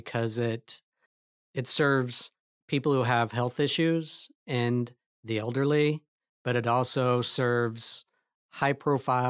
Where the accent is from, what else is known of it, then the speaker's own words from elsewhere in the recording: Lawrence, Kansas, United States; I grew up in Lawrence, Kansas.